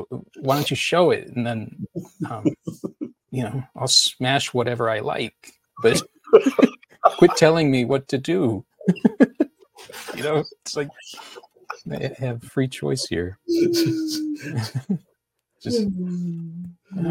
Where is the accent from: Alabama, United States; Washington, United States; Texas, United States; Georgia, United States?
Texas, United States; Houston; also born or lived in Chicago, Illinois; I was born in Chicago. Then we moved to Houston